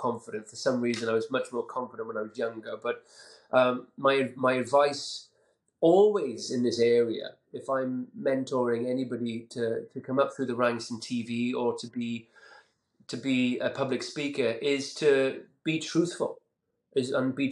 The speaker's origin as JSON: {"language": "English", "town": "Caerphilly", "region": "Wales", "country": "United Kingdom"}